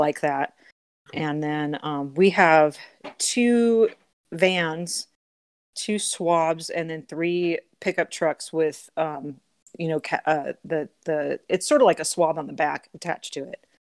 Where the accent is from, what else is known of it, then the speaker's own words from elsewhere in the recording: Southern California, United States; moved away as an adult; now in Aurora, United States; I'm from Southern California